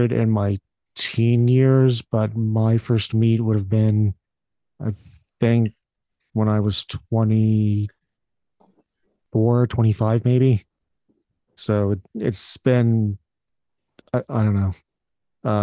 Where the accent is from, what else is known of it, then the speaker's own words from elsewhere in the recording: Pennsylvania, United States; even though I'm from Pennsylvania, I live in like a backwoods redneck portion of it